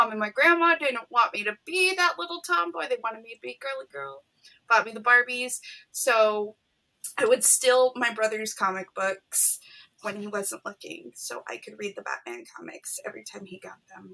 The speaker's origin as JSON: {"language": "English", "town": "Las Vegas", "region": "Nevada", "country": "United States", "tie": "born or raised there", "said": "growing up in Vegas"}